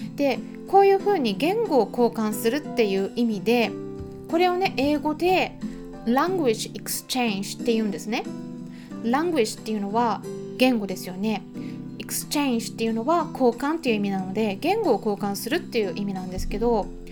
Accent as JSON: {"language": "Japanese", "country": "Japan", "said": "私たち日本人"}